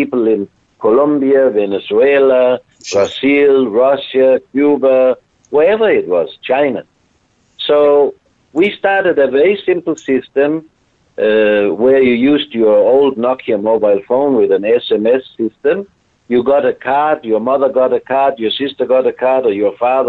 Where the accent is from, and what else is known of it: Denmark